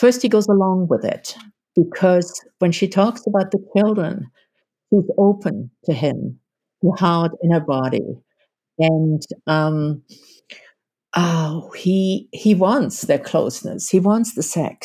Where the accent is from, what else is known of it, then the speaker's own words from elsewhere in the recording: Germany; as a German-born woman